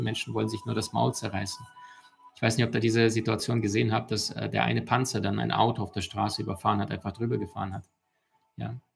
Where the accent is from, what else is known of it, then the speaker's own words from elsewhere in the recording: Ukraine; moved away; also born or lived in Russia; ich bin in Russland geboren und in der Ukraine aufgewachsen